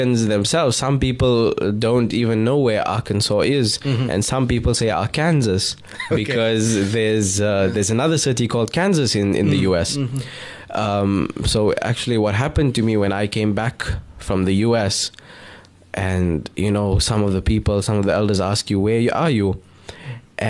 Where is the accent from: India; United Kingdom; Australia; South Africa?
South Africa; Pretoria, Gauteng; moved away as an adult; also born or lived in Amman, Jordan / Atlanta / Cape Town; I was born and raised in Pretoria, South Africa, hailing from Lodium